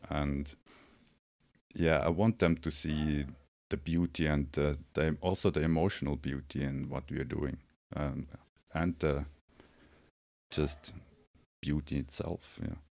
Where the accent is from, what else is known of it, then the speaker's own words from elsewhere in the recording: Switzerland; now in Los Angeles, United States; I'm from Switzerland